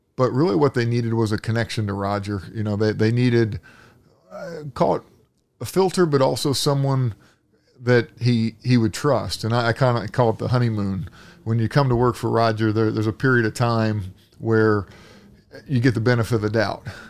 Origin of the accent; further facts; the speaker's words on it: Indianapolis, Indiana, United States; I grew up here in Indianapolis as a kid